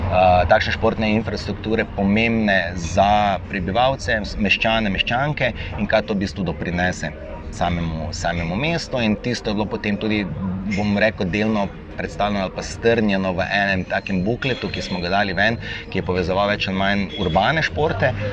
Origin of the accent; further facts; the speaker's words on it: Maribor, Podravska, Slovenia; also born or lived in Borova vas, Maribor; jaz sem iz Tabora, trenutno pa živim v Borovi vasi